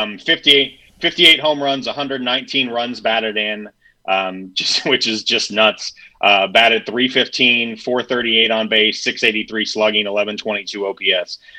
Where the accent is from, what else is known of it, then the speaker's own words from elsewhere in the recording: Mount Morris, Michigan, United States; my hometown of Mount Morris